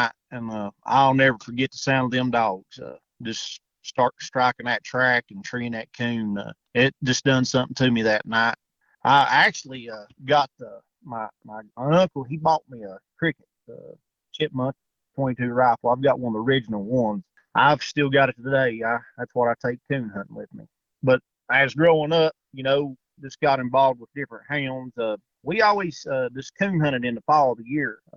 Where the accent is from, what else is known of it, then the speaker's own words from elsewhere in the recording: Tazewell County, Southwest Virginia, United States; I'm from Southwest Virginia. I live in Tazewell County. I've lived in this area basically my whole life, growed up here